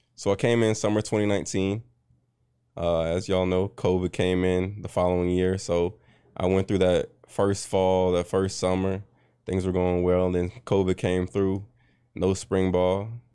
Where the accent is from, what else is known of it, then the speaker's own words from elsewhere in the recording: Richmond, Virginia, United States; also born or lived in North Chesterfield, Virginia / Goochland, Virginia; I'm from Richmond, Virginia.